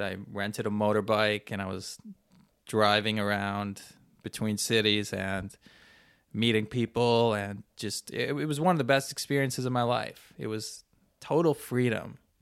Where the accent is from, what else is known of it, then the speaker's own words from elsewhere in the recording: Canada; I'm a Canadian